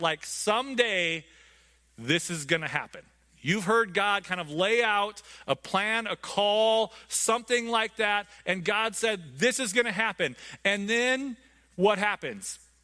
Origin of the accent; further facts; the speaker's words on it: United States; I'm an American.